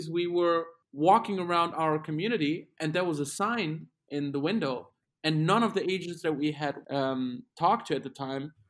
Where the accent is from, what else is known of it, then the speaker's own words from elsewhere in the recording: Germany; English is a second language; moved away as an adult; now in United States; we're from Germany